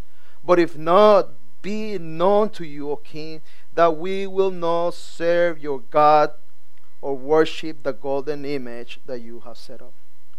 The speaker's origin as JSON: {"language": "English", "country": "Nicaragua", "second_language": "English", "lives_now": "Miami, United States", "said": "Although I'm from Nicaragua, and I feel like I'm home in our country. They know that some of our culture has changed. Some of my no longer the Nicaraguan slangs and the accents is no longer there. It's like because we live in Miami"}